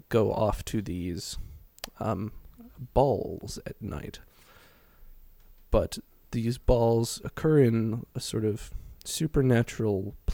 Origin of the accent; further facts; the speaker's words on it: United Kingdom; We're British.